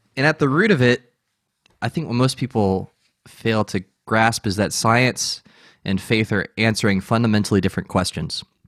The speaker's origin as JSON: {"language": "English", "country": "United States", "said": "as an American"}